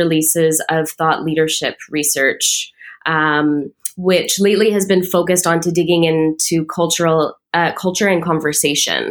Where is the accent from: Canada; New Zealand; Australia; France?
Canada; Toronto, Ontario; also born or lived in United Kingdom / United States; I'm from Toronto, born and raised with some stints working abroad in the UK and the US.